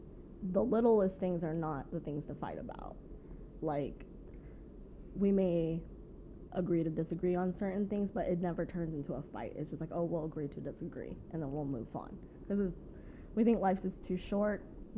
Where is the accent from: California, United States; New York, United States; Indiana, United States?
California, United States; San Diego; Well, I was born and raised in San Diego.